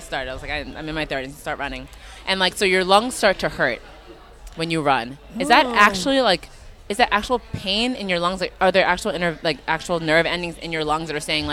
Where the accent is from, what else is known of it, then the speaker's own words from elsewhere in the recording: New York, United States; I'm a New Yorker, like through and through